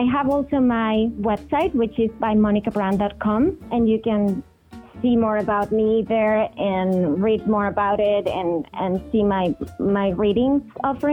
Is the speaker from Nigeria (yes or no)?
no; Venezuela; I was born in Venezuela, which is in South America, and I grew up going to the beach and going to this island called Margarita.